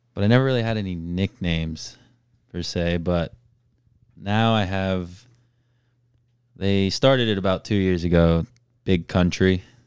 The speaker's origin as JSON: {"language": "English", "town": "Melbourne", "region": "Florida", "country": "United States", "tie": "born or raised there", "said": "I was born and raised in Melbourne, Florida"}